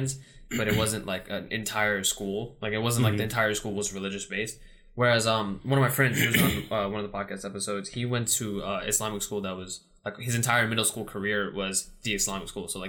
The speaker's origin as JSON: {"language": "English", "town": "New York City", "region": "New York", "country": "United States", "said": "I'm from Queens"}